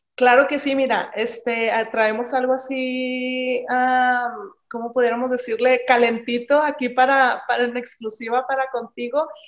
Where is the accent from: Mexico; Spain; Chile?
Mexico; Ciudad Juárez, Chihuahua; moved away as an adult; now in El Paso, United States; soy de Ciudad Juárez, ahí nací, ahí crecí hasta que ya me casé y tuve mis hijos, fue que me vine a vivir para El Paso, Texas